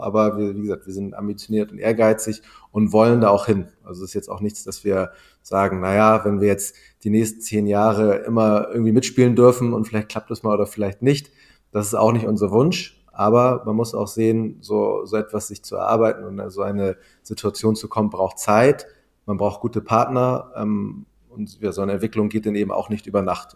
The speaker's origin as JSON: {"language": "German", "town": "Wedel", "region": "Schleswig-Holstein", "country": "Germany", "tie": "born or raised there", "said": "ich bin ähm, in Wedel groß geworden, in Schleswig-Holstein, am Stadtrand von Hamburg."}